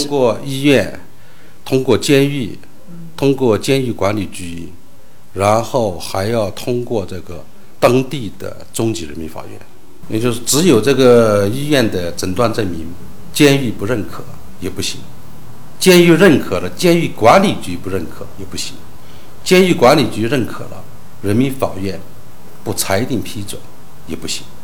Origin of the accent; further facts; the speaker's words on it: Yunnan, China; 我们云南这边